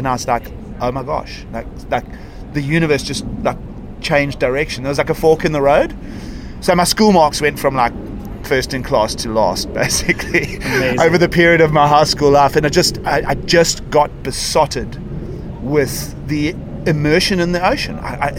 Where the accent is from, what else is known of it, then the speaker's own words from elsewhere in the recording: Durban, KwaZulu-Natal, South Africa; So I was born in Durban. Okay. Everybody will know Durban. East Coast, subtropical climate.